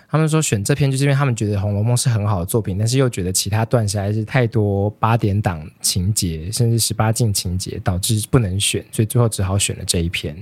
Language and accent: Chinese; Taiwan; 身为一个台湾人